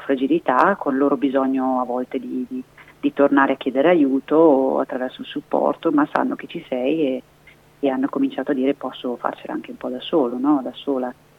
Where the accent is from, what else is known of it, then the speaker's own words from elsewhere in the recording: Trentino-Alto Adige, Italy; moved away as an adult; now in Brescia, Italy; non sono del Bresciano ma sono del Trentino